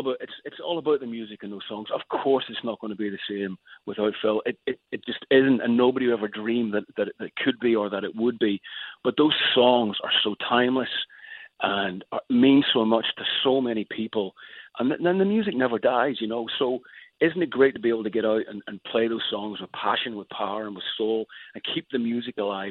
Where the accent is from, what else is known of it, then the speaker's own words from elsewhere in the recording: Northern Ireland, United Kingdom; now in Los Angeles, United States; as a kid growing up in Northern Ireland